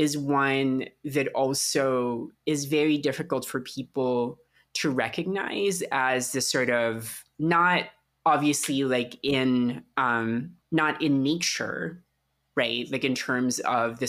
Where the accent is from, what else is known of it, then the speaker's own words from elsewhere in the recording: Philippines; moved away; I grew up in the Philippines during the Marcos dictatorship